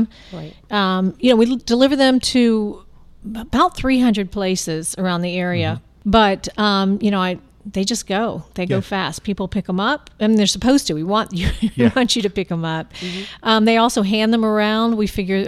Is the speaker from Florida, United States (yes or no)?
yes; Lakeland, Florida, United States; I'm from Lakeland